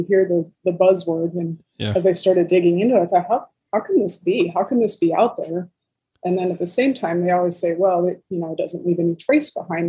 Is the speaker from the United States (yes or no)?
yes; Midwest, United States; I grew up here in the Midwest and surrounded by cornfields and prairies.